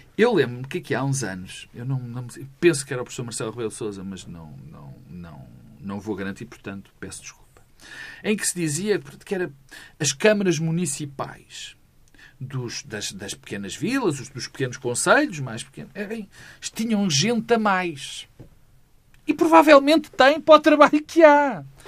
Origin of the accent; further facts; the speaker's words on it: Minho, Portugal; eu sou, eu sou minhoto